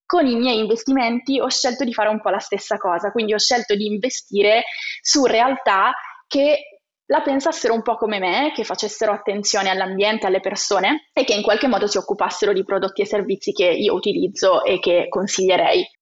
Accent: province of Cuneo, Piedmont, Italy; io sono originaria della provincia di Cuneo

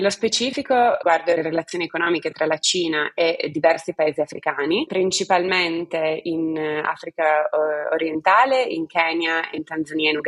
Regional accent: Turin, Piedmont, Italy; Sono partita da Torino, ho studiato lingue cinese e inglese a Torino in triennale

